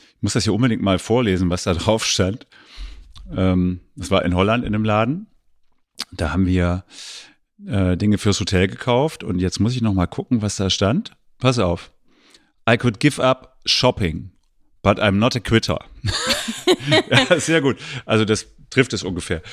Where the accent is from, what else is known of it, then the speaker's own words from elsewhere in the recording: eastern Germany, Germany; ich bin ja im Osten der Republik groß geworden